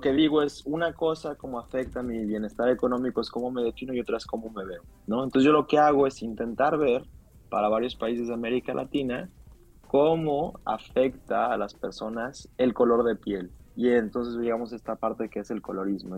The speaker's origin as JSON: {"language": "Spanish", "country": "Mexico", "said": "los mexicanos"}